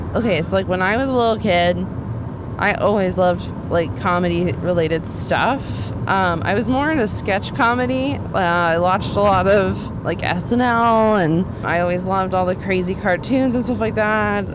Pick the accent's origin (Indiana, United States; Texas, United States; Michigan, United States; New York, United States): Texas, United States; Dallas; I grew up in Dallas, Texas